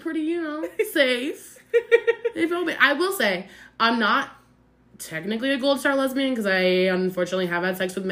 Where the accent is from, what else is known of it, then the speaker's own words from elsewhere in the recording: Great Plains, United States; I'm from the Great Plains, and I should stay where it is plain.